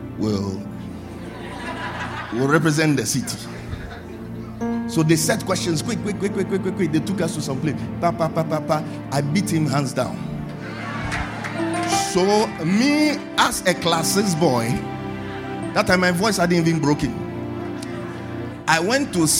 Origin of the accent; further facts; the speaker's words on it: Tema, Greater Accra, Ghana; I grew up in Tema